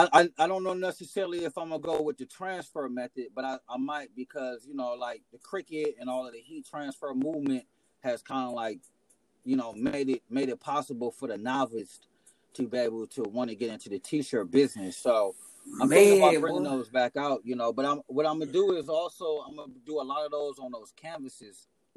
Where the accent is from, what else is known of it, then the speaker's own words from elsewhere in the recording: Midwest, United States; I'm from, you know, I'm an hour from Chicago. I'm in the Midwest